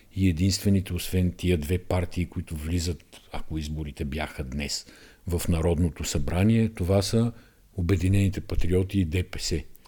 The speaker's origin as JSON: {"language": "Bulgarian", "country": "Bulgaria", "said": "ние сме българи, всички знаем, че сме българи"}